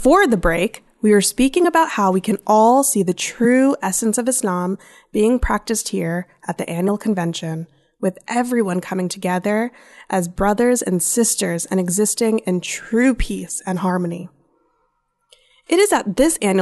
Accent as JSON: {"language": "English", "country": "United States", "tie": "born or raised there", "said": "growing up in the States"}